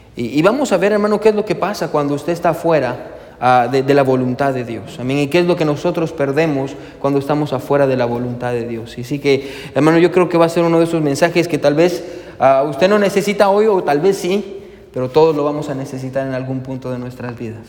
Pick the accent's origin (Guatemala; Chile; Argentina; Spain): Guatemala; moved away; nosotros somos de Guatemala